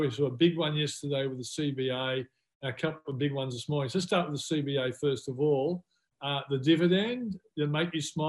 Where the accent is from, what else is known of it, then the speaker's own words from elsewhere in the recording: Australia; as an Aussie